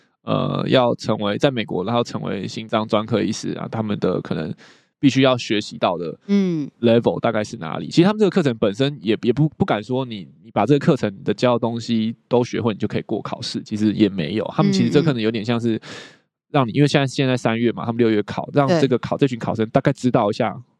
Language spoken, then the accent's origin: Chinese; Taiwan; 但是像可能我们台湾人，我们的我们的考试就会说，我们的重点就是要去判断出那个分型